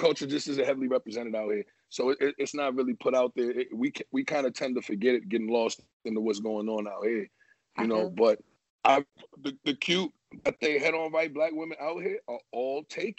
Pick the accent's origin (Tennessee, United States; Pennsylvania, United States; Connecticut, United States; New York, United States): New York, United States; now in Georgia, United States; I grew up in New York around nothing but apple trees. I grew up eating apples my whole life, all right? I moved down to fucking Georgia.